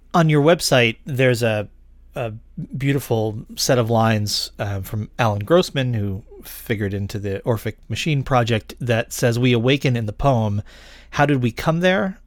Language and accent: English; Rochester, New York, United States; I grew up in Rochester, New York in the eighties